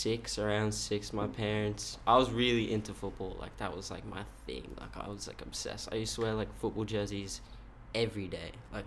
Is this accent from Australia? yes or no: yes; Woodbridge, Queensland, Australia; So I grew up in, it's called Woodbridge, which is like, no one's heard of Woodbridge, but it's like pretty close, like the closest town would be like Ipswich